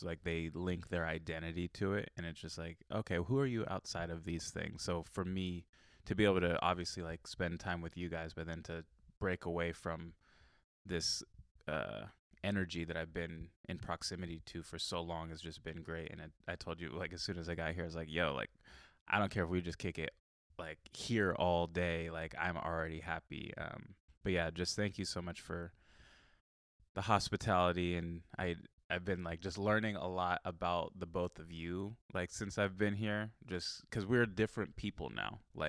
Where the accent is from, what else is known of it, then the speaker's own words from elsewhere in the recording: Carlsbad, California, United States; Yeah, we had a friend who I grew up like in Southern Carlsbad, and Daniel and everybody else like grew up in like Northern Carlsbad.